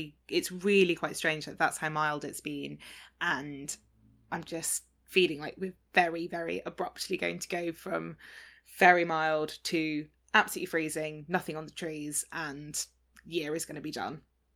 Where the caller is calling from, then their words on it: London, United Kingdom; I'm joining you from London, where it is absolutely pouring with rain and incredibly miserable, generally November-y weather.